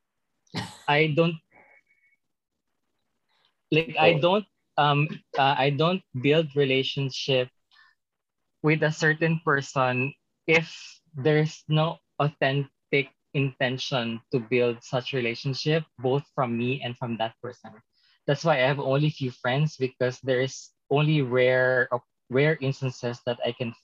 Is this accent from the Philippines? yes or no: yes; a small city in South Cotabato, Soccsksargen, Philippines; moved away; I came from like a very small city in the south of Cotabato province of the Philippines